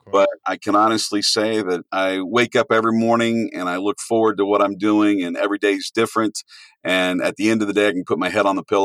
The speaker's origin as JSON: {"language": "English", "town": "Louisville", "region": "Kentucky", "country": "United States", "tie": "born or raised there", "moved": "as an adult", "lives_now": "Ohio, United States", "said": "I grew up in Louisville, Kentucky. I came to Ohio in 89 for school."}